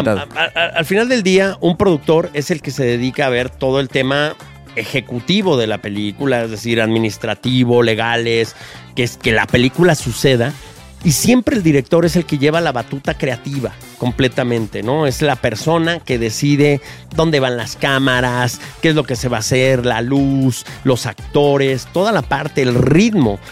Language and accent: Spanish; Mexico City, Mexico; Yo vengo de un barrio yo crecí en el Triángulo de las Bermudas entre Tepito, La Lagunilla y La Guerrero.